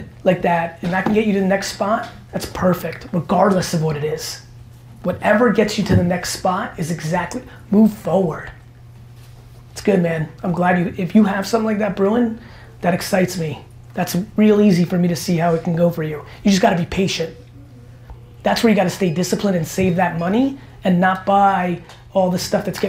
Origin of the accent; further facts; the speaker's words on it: New Jersey, United States; also born or lived in Belarus / Queens, New York; growing up in New Jersey